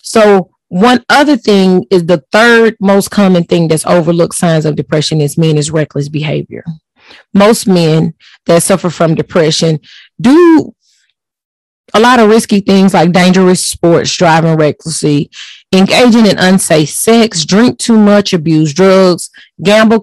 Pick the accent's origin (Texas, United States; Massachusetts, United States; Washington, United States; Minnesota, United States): Texas, United States; I'm from Texas